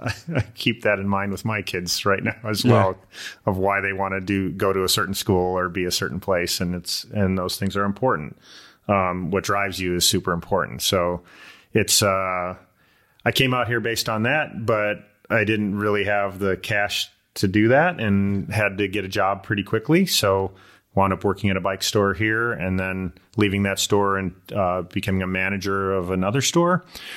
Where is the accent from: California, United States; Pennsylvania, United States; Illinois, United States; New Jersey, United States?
Illinois, United States; I came out here from Illinois. I raced BMX all through high school.